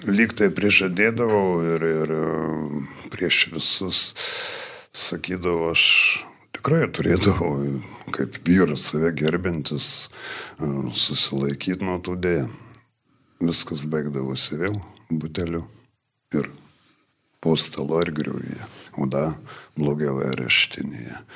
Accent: Marijampolė, Marijampolė County, Lithuania; moved away; esu iš Marijampolės

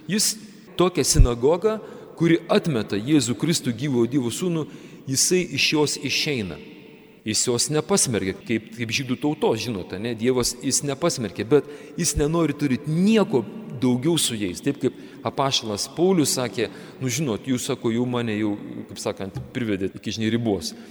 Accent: Kretinga, Klaipėda County, Lithuania; mes, žemaičiai, kretingiškiai

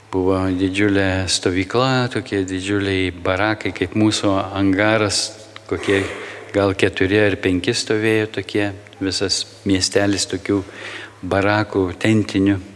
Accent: Lithuania; mes, lietuviai

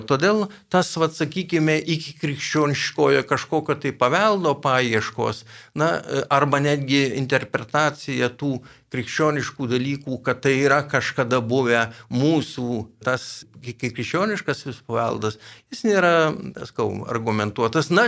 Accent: Lithuania; mes lietuviai

